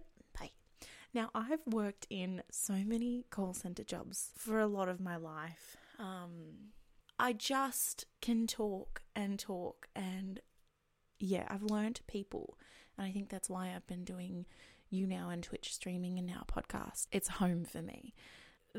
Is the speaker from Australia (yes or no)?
yes; Australia; I'm from Australia